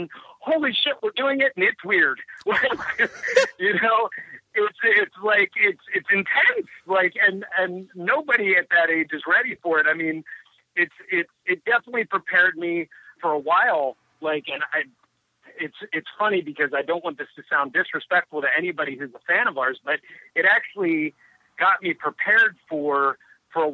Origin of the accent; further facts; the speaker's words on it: Wilmington, Delaware, United States; born there; I was born in Wilmington General